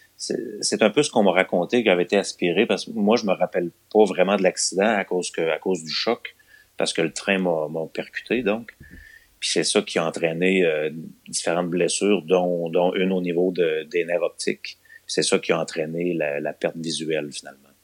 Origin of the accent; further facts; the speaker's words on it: Longueuil, Quebec, Canada; now in Lévis, Canada; je suis né à Longueuil. Ah, ok. En je suis un gars de Longueuil. Euh, en 1978, j'ai 42 ans donc. Et ouais, j'ai été à Longueuil les 12 premières années de ma vie